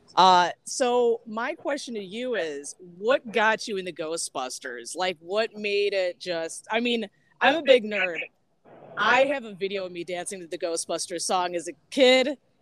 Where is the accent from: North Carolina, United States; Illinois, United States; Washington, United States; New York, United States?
Illinois, United States; Chicago; I'm from Chicago